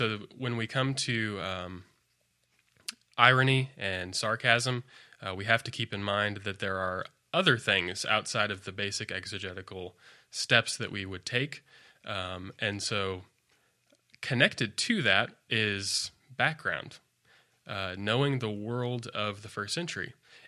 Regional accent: Colorado Springs, Colorado, United States; I moved out this direction from Colorado Springs, Colorado.

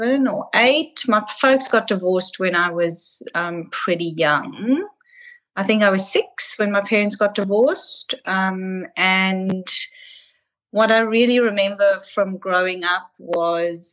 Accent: Pretoria, Gauteng, South Africa; now in Melbourne, Australia; I was born in Pretoria in South Africa

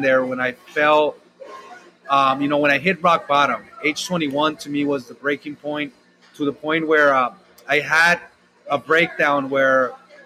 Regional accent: Los Angeles, California, United States; I grew up in South Central LA in Watts.

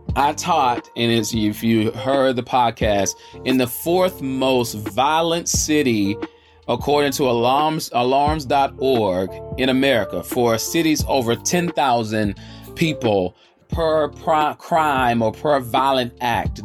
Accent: Charlotte, North Carolina, United States; I'm coming from the South, the Queen City, Charlotte, North Carolina, the QC.

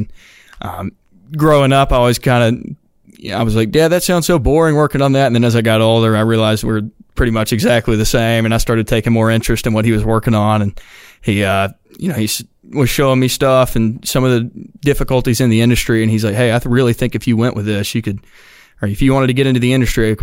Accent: Chelsea, Alabama, United States; I'm from Chelsea. It's right outside of Birmingham

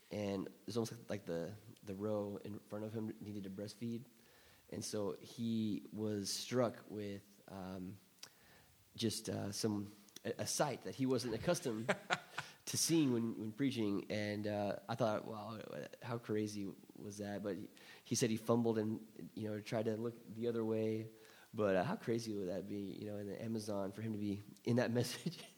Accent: Thailand; But you know, I grew up in Thailand, mm. so this was at the Somprasongsi Church of Christ off Petchburi Road.

